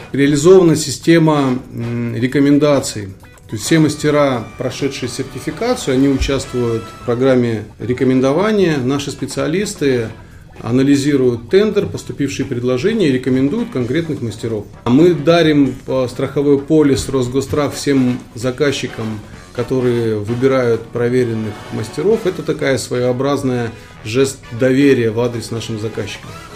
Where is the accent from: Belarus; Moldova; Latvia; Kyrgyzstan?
Kyrgyzstan; born or raised there; moved away